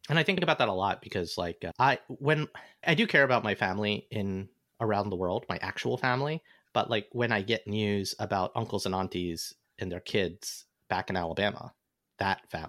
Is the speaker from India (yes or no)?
yes; India; because I'm Indian and asks for directions in Hindi, and I speak back in broken Hindi or Punjabi.